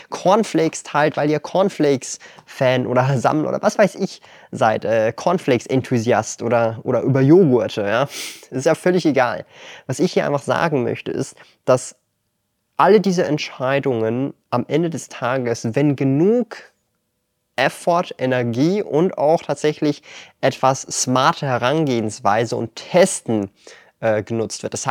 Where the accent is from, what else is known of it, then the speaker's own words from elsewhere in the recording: Switzerland; Ich verwende als Schweizer den Aktienbroker Swissquote.